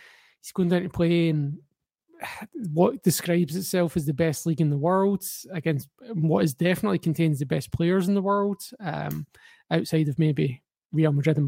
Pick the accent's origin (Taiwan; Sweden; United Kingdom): United Kingdom; Glasgow, Scotland; also born or lived in Aberdeen; Growing up in Glasgow